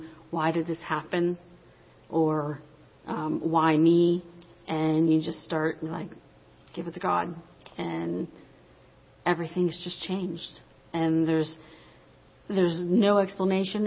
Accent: Finleyville, Pennsylvania, United States; I'm from Finleyville

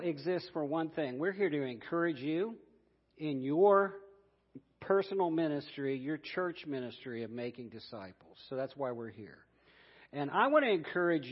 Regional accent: Columbus, Ohio, United States; I'm from Columbus, Ohio, so I'm a Buckeye

